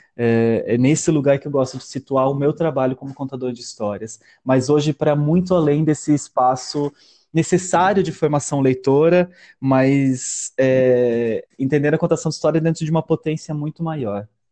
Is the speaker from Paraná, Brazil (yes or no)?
yes; Palotina, Paraná, Brazil; also born or lived in Maripá; Eu sou de Palotina, nascido e criado aqui